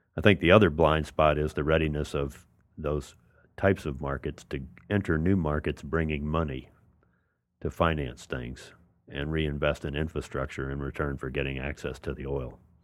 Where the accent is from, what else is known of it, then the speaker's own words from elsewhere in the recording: New Orleans, Louisiana, United States; I'm from New Orleans